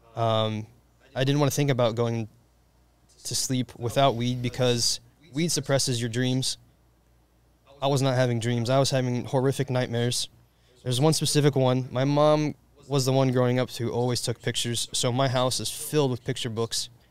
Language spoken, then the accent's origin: English; Indiana, United States; just like any Hoosier does, because I'm from Indiana